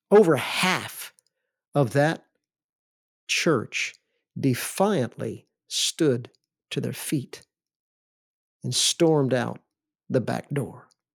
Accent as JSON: {"language": "English", "region": "the South", "country": "United States", "tie": "born or raised there", "said": "because I grew up in the South."}